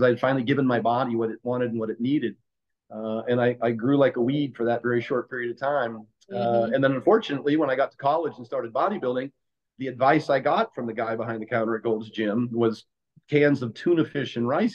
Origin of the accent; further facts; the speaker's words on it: Oregon, United States; also born or lived in Pennsylvania; I was born and raised in Oregon